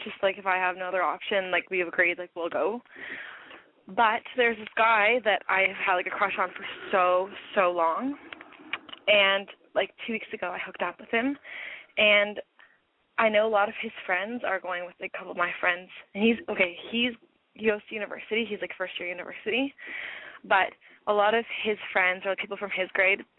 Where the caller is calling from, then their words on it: Toronto, Ontario, Canada; I'm calling from Toronto.